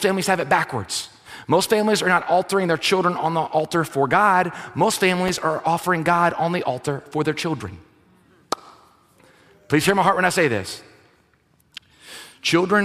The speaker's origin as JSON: {"language": "English", "region": "South Louisiana", "country": "United States", "said": "if you're born and raised in South Louisiana, like, we're a different country here. You travel outside, like, this is a thing. People are like, you're from Louisiana, y'all are different. Yes, we are."}